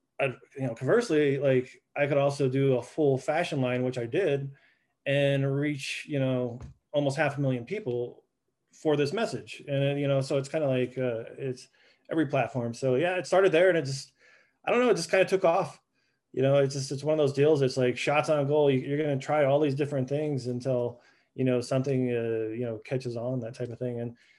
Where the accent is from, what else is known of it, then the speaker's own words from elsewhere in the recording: Southwest, United States; Well, I grew up in the Southwest art world.